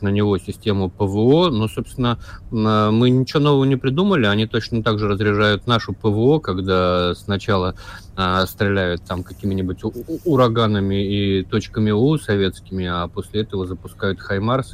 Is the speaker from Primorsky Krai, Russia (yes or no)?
yes; Vladivostok, Primorsky Krai, Russia; я вырос, кстати, в Владивостоке